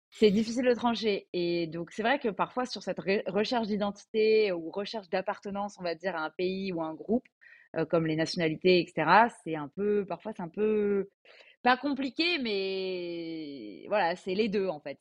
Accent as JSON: {"language": "French", "area": "Alsace", "region": "Grand Est", "country": "France", "moved": "as an adult", "lives_now": "Paris, France", "said": "je suis basée à Paris donc pour mon travail, mais je viens d'Alsace"}